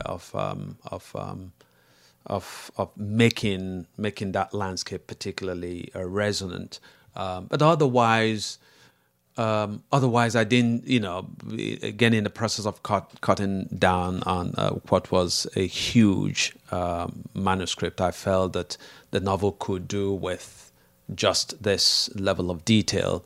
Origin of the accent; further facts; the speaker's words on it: Amawbia, Anambra, Nigeria; moved away; close to my hometown, which is Amwabia